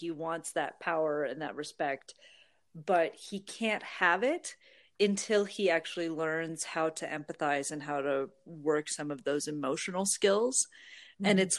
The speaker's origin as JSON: {"language": "English", "region": "Nebraska", "country": "United States", "moved": "yes", "said": "I grew up with a family farm. I didn't grow up on the farm, but I'm from Nebraska originally, where you have a lot of agriculture families."}